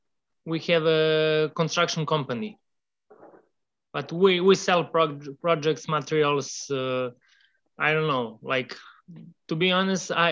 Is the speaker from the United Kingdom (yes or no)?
no; Serbia; also born or lived in Milwaukee; I come from Serbia. Serbia is a little country in Southeast Europe.